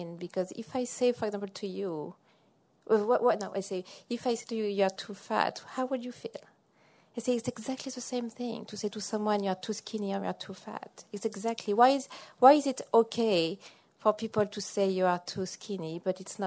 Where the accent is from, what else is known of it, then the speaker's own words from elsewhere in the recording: France; now in Massachusetts, United States; I'm originally from France